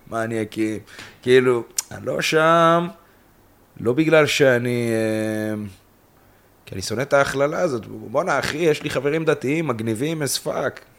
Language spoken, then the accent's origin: Hebrew; Kiryat Gat, Southern District, Israel; moved away as an adult; now in central Israel; אני אמנם חי פה 10-11 שנים במרכז, אבל אני בא מקריית גת ומבית של אימא אה, שלי, אחי, אחותי, דתיים